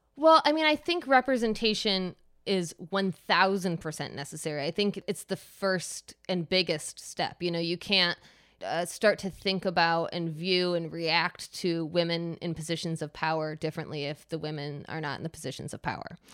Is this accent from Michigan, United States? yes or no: yes; Michigan, United States; moved away as an adult; also born or lived in New York; born and raised in Michigan, and then I moved to New York and lived in New York for over 15 years and just recently moved back to Michigan.